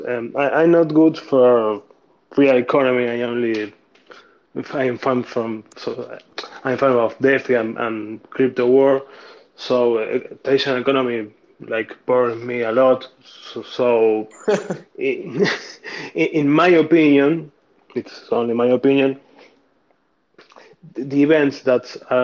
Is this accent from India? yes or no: no; Argentina; I'm from Argentina